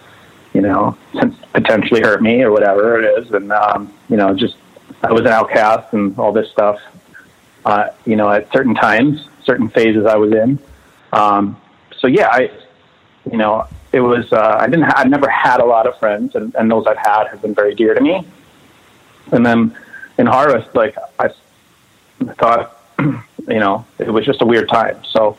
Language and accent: English; Northfield, Minnesota, United States; also born or lived in Southern California; So I was, so I was born in southern Minnesota in a town called Northfield. We lived in the country. My father was a professor at a college. And then I did spend a good chunk of my life in Southern California, too.